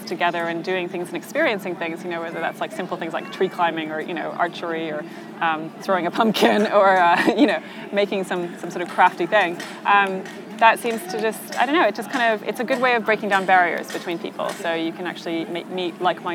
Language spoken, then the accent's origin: English; Norway; I grew up in Norway